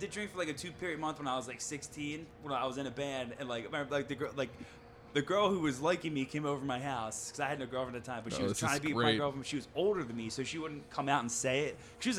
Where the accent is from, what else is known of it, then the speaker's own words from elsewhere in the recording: Philadelphia, Pennsylvania, United States; I grew up in Bridesburg